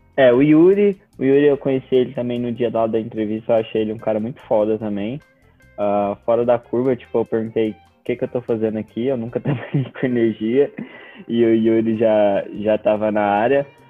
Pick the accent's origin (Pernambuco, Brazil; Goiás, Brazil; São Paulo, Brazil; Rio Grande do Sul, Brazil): Goiás, Brazil; representando mais especificamente o meu Goiás